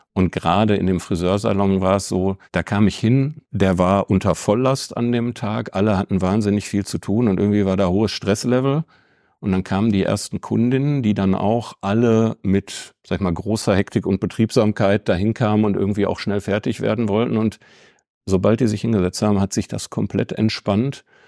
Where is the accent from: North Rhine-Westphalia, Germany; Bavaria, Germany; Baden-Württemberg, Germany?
North Rhine-Westphalia, Germany; Bochum; moved away as an adult; now in Bielefeld, Germany; Ich bin wirklich sehr stolz auf die Region, aus der ich komme. Und es ist auch nicht der ganze Ruhrpott, sondern es ist wirklich Bochum. Ich bin Bochumer